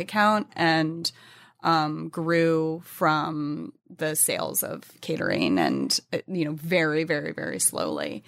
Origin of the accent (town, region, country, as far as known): New England, United States; born or raised there